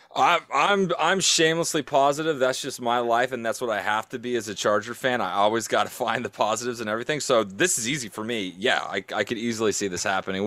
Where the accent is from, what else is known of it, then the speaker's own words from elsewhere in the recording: San Diego, California, United States; moved away; I'm from San Diego. I grew up there, so it's, it's hard for me because I still got family there